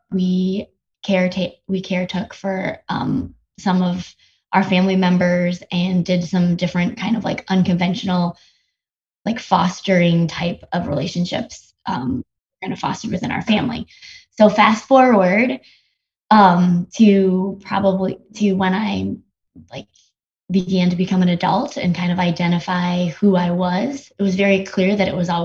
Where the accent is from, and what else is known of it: United States; born or raised there; also born or lived in South Korea